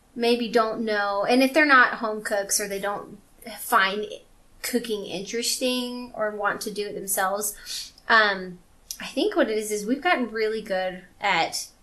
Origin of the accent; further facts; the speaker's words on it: Louisiana, United States; I'm from Louisiana